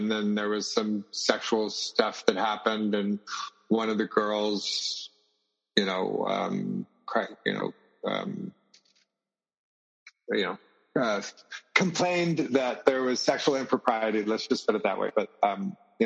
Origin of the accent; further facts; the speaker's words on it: the South, United States; now in Merida, Mexico; I grew up in the South.